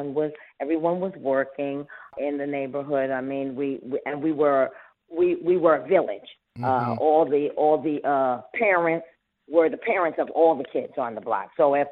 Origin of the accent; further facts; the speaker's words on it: New York, United States; born there; And then I was born here in the United States, so I was like the first generation over here.